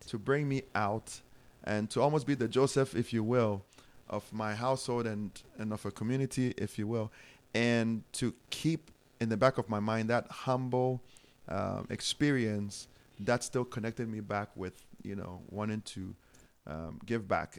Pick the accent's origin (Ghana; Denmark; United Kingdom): Ghana; moved away as an adult; now in United States; growing up in Ghana